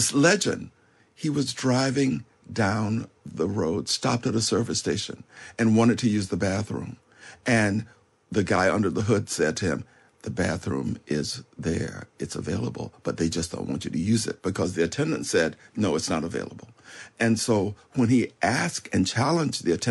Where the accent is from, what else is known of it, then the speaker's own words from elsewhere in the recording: Florida Panhandle, United States; the village where I grew up in the Florida Panhandle